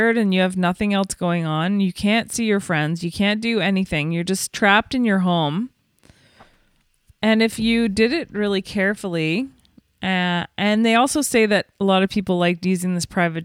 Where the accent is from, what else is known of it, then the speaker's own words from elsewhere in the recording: Canada; also born or lived in New York; being Canadian